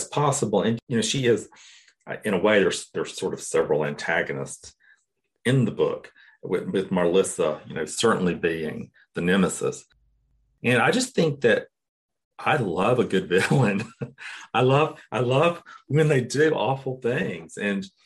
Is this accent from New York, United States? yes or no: no; Cairo, Georgia, United States; growing up in Cairo, Georgia, I don't know that I ever encountered anyone that spoke a second language